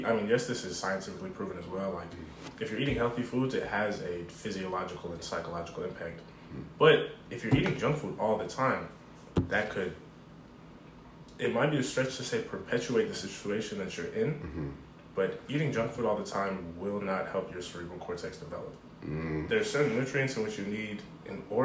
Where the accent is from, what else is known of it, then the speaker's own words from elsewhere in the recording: Seattle, Washington, United States; I'm from Seattle